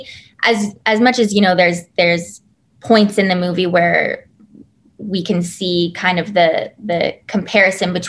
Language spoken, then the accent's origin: English; Toronto, Ontario, Canada; a couple of the cast members and I being Canadian, it was really a special moment for us to be like, welcome to our hometown. This is Toronto for you